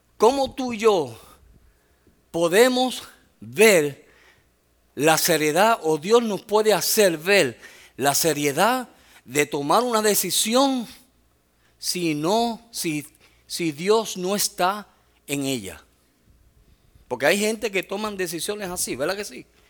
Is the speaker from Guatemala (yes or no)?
no; Puerto Rico; soy boricua